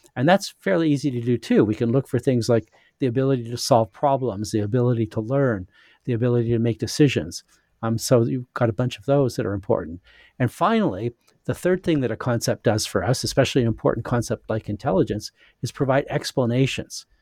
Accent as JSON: {"language": "English", "region": "Saskatchewan", "country": "Canada", "tie": "born or raised there", "also_born_or_lived": "United States / England", "moved": "yes", "said": "I'm, uh, Canadian. I was born in Saskatchewan in Western Canada, but I've lived a lot of places."}